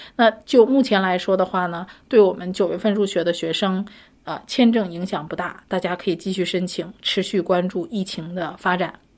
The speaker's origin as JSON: {"language": "Chinese", "country": "China", "said": "我们中国人"}